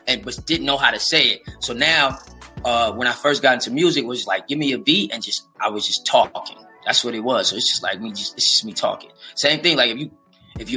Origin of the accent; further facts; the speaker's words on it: West Coast, United States; I'm from the West